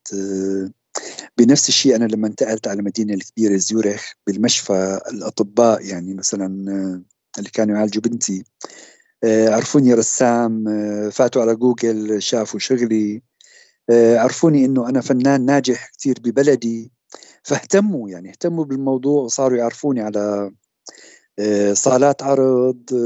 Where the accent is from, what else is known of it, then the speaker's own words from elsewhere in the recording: Syria; moved away as an adult; also born or lived in Damascus / Zurich, Switzerland; now in Switzerland; وطني سوريا بالنتيجه اتمنى ارجع